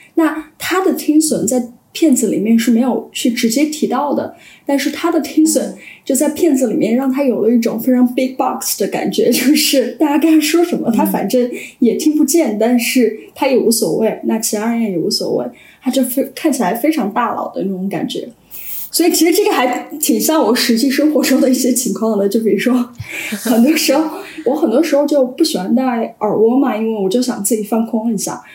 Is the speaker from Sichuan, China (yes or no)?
yes; Sichuan, China; 因为我是四川人